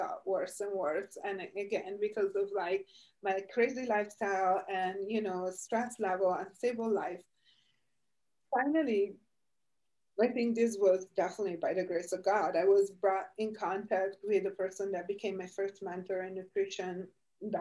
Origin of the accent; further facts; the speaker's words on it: Italy; now in United States; I'm Italian. I was born and raised in Italy